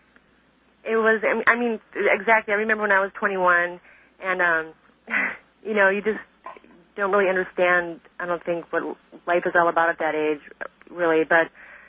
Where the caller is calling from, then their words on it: Honolulu, Hawaii, United States; I'm calling from Honolulu, Hawaii.